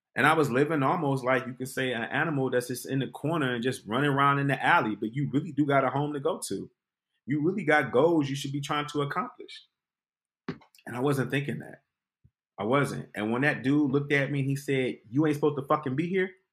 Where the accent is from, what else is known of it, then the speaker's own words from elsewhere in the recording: Detroit, Michigan, United States; moved away as an adult; I was from Detroit